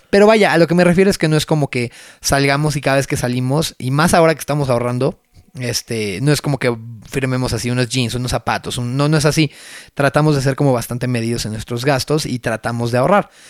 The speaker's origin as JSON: {"language": "Spanish", "country": "Mexico", "said": "pero así somos los mexicanos."}